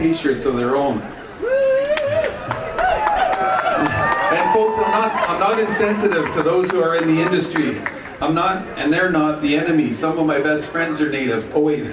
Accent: Spuzzum First Nation, British Columbia, Canada; I'm from the Spuzzum First Nation. It's in Nkutkamuk territory

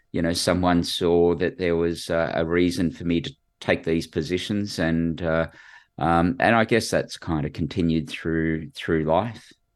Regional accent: Sydney, New South Wales, Australia; I grew up in, uh, Western Sydney, so went to school at a place called Bass High and, uh, lived at George's Hall

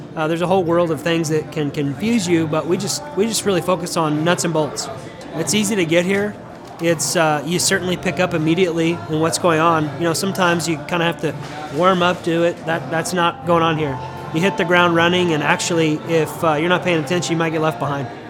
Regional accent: Denver, Colorado, United States; now in Tulsa, United States

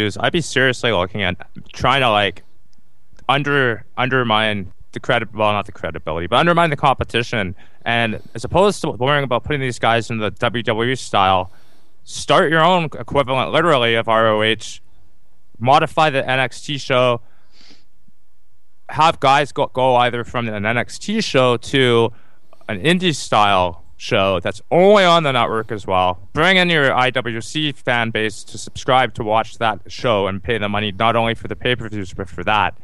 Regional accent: Calgary, Alberta, Canada; I'm actually from Calgary.

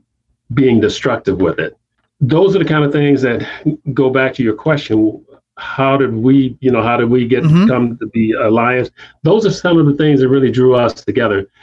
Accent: South Haven, Michigan, United States; also born or lived in Chicago, Illinois / Cottondale, Alabama; I started elementary school right here in South Haven, where I grew up

